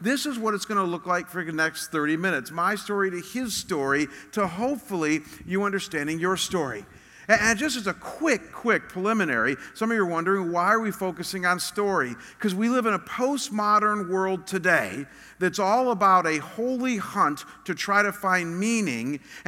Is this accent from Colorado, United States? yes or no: no; Chagrin Falls, Ohio, United States; moved away as an adult; also born or lived in Chicago, Illinois / Detroit, Michigan; now in Scottsdale, United States; I was born in one of the most beautiful, quintessential New England-style towns that you can find. It was very small. In fact, the town that I grew up in, the entire town, is smaller